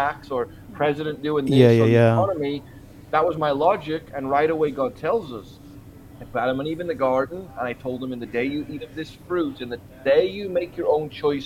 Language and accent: English; Liverpool, North West England, United Kingdom; now in Huntington Beach, United States; I'm from Liverpool, England originally, but I'm sitting in Huntington Beach, California today